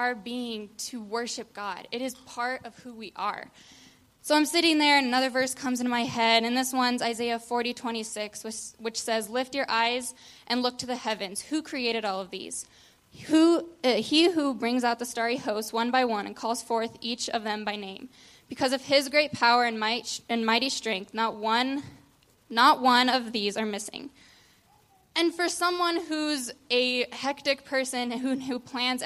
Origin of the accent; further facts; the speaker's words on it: Sterling, Colorado, United States; I grew up in Sterling, Colorado